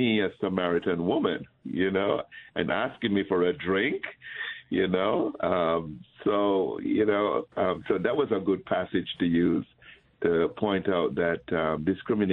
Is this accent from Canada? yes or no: no; Jamaica; moved away; I grew up in Jamaica in the Catholic schools.